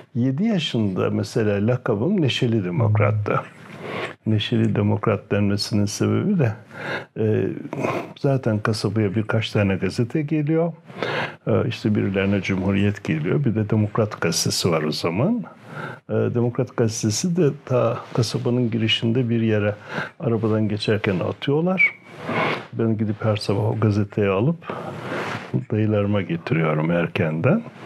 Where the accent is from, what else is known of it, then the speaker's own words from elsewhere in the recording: Düziçi, Osmaniye, Turkey; moved away; also born or lived in Afyon / Istanbul; Haruniye'de doğdum. Ee, şimdi Osmaniye'ye bağlı.